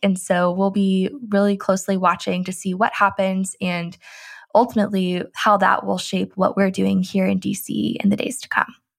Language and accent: English; Tennessee, United States; I grew up in Tennessee, and we always had S E C football